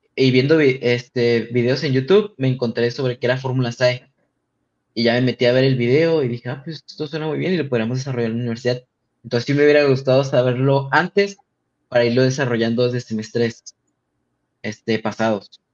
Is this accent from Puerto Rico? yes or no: no; Tijuana, Baja California, Mexico; yo vengo de Tijuana